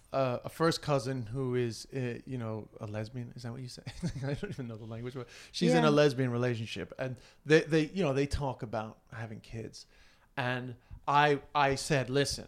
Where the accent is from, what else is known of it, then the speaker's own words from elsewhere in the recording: Ireland; But that's just because I'm Irish.